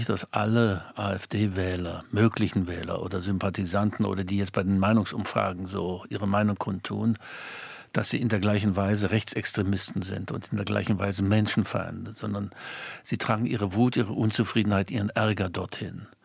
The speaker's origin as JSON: {"language": "German", "region": "East Germany", "country": "Germany", "said": "Ich schäme mich als Ostdeutscher"}